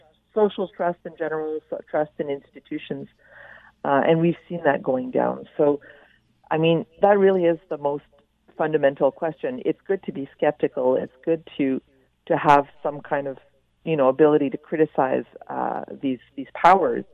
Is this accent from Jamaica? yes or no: no; Winnipeg, Manitoba, Canada; I'm not a native Quebecer. I grew up in Winnipeg